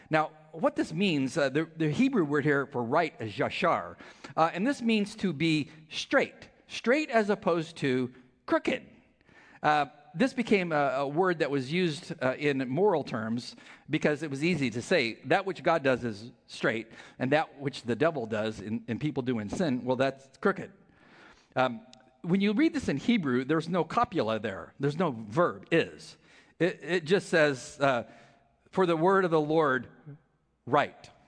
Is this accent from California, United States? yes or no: yes; California, United States; I'm from California, she's from California. So we connected immediately